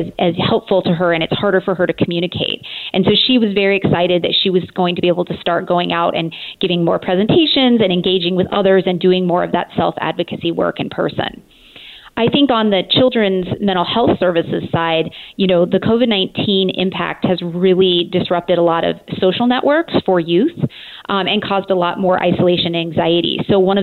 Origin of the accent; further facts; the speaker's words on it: Montana, United States; also born or lived in Boulder, Colorado / Illinois; now in Portland, United States; I'm originally from Montana, and then I spent some time in Boulder, Colorado, and my husband and I joke that we got caught in Illinois for 18 years.